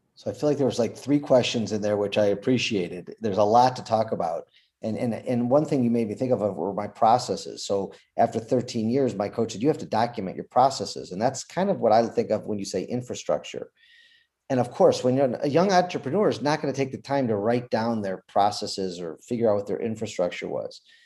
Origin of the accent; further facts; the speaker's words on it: Detroit, Michigan, United States; I'm from Detroit, Michigan.